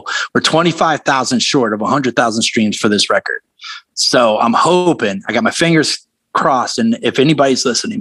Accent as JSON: {"language": "English", "region": "Louisiana", "country": "United States", "tie": "born or raised there", "moved": "yes", "lives_now": "North Carolina, United States", "said": "when I grew up in Louisiana"}